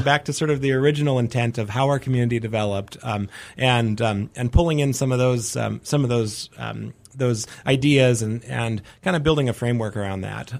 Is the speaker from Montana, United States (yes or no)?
yes; Helena, Montana, United States; born or raised there; moved away as an adult; also born or lived in Dickinson, North Dakota; now in Missoula, United States